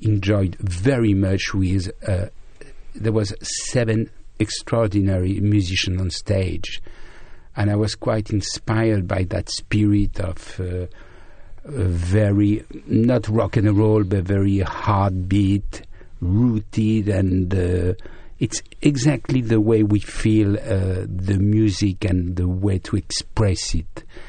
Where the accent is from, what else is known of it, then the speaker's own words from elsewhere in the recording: Brittany, France; I was born in Brittany, in the west of France, where there is a strong Celtic culture